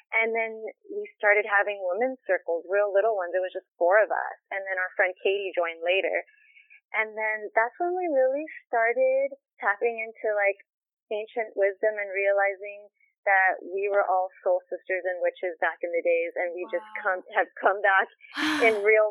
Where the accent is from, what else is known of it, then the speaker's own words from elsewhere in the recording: Los Angeles, California, United States; I was born in Los Angeles, California